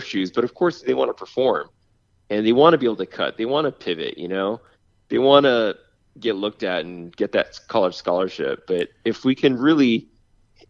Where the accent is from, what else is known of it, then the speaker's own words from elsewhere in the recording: New England, United States; now in California, United States; I grew up in New England where we played on muddy grass